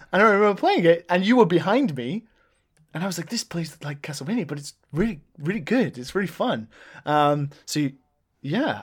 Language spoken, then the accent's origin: English; England, United Kingdom; now in Japan; Being English